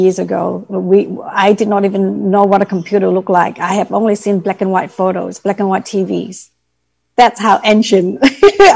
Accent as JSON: {"language": "English", "country": "Vietnam", "tie": "born or raised there", "moved": "yes", "said": "So I grew up in Vietnam. I was born at the end of the Vietnam War."}